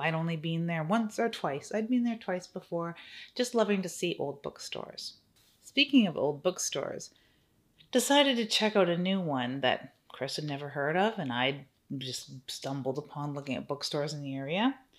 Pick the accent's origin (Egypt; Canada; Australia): Canada; I'm Canadian, so I'm new to Second and Charles